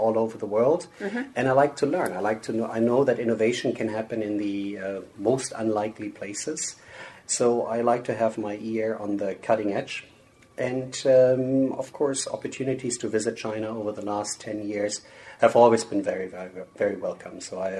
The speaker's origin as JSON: {"language": "English", "country": "Germany", "tie": "born or raised there", "moved": "as an adult", "lives_now": "United States", "said": "I'm born and raised in Germany, but I moved to the U.S. about, 20-something years ago."}